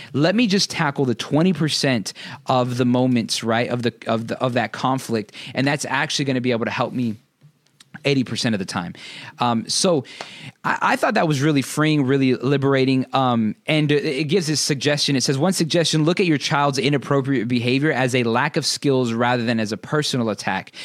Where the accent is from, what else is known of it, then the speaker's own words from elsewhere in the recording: United States; growing up in America